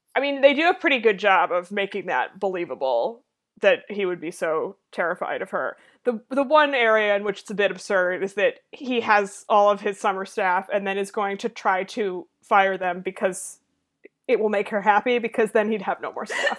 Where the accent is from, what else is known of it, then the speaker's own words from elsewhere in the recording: Massachusetts, United States; I grew up in Massachusetts in a rich wasp family with parents who played golf